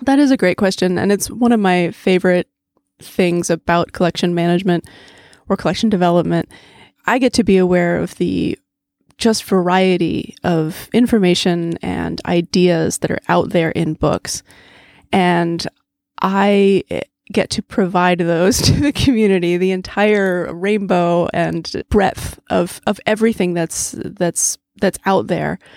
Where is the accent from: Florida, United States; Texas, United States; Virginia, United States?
Virginia, United States; Charlottesville; Growing up in Charlottesville, I loved coming to the Central Library